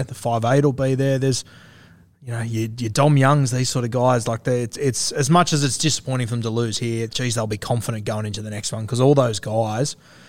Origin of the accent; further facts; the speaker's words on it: Australia; as an Aussie